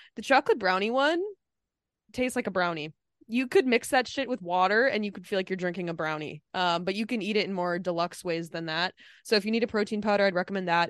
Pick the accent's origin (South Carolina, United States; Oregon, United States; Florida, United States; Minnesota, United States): Minnesota, United States; moved away; my home state